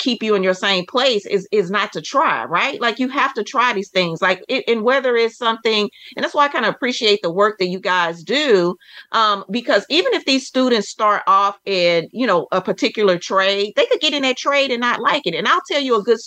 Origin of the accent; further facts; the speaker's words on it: Texas, United States; I'm from Texas, for the Texas Department of Transportation.